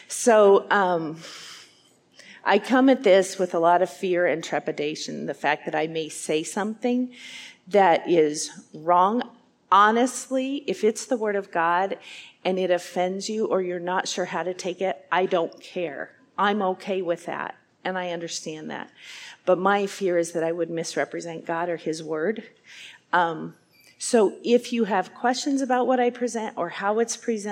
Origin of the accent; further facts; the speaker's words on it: Wyoming, United States; moved away as an adult; now in Iowa, United States; I'm from the state of Wyoming. I grew up there.